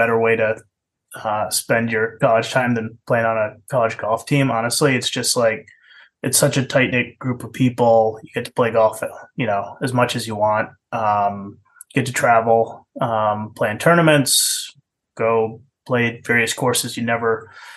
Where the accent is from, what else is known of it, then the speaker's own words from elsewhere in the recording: Western Massachusetts, United States; moved away; also born or lived in New Hampshire; Grew up in Western Mass